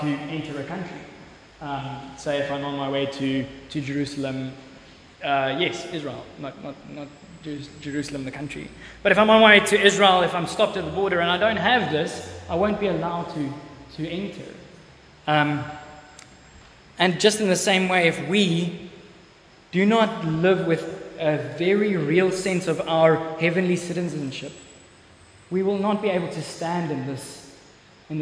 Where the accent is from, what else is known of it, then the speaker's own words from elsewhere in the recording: South Africa; I am a citizen of South Africa